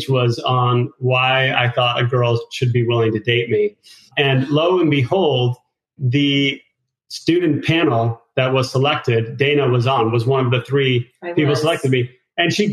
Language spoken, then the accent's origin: English; Connecticut, United States; moved away as an adult; also born or lived in Idaho; I grew up in the Northeast in Connecticut